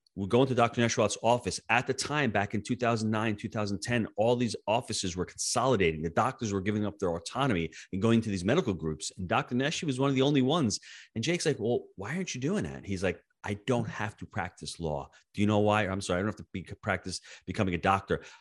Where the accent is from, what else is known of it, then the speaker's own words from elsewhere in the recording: New York, United States; born and raised in the Northeast in New York